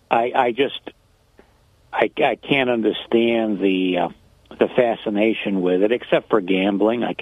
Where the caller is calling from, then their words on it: Binghamton, New York, United States; Hi, James. … from Binghamton.